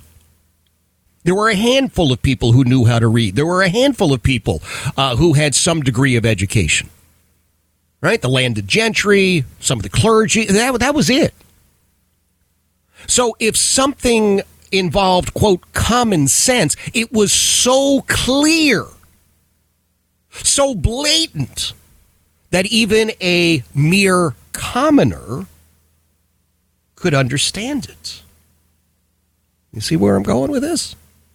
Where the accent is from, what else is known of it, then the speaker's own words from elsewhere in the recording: Philadelphia, Pennsylvania, United States; I grew up in Philadelphia